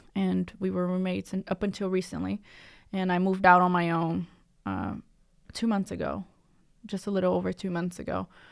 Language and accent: English; Cambridge, Massachusetts, United States; I grew up in Cambridge, uh, Massachusetts